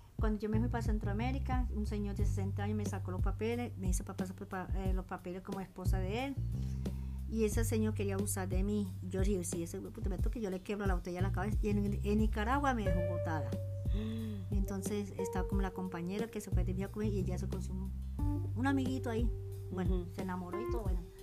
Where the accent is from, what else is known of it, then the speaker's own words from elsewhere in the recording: Barranquilla, Atlántico, Colombia; also born or lived in Guatemala; now in Medellín, Colombia; yo nací en Barranquilla, estudié, pero nunca terminé bachillerato, porque bachillerato lo terminé aquí en Medellín